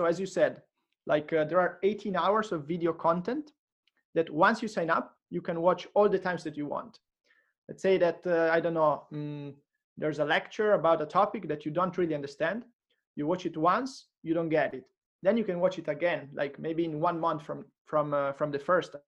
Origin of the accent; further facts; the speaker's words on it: Monza, Lombardy, Italy; I'm from Milan, actually just outside Milan